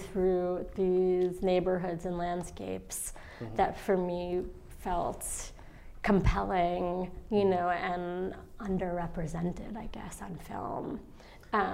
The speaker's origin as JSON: {"language": "English", "town": "New York City", "region": "New York", "country": "United States", "tie": "born or raised there", "said": "I grew up in a neighborhood called Flatbush."}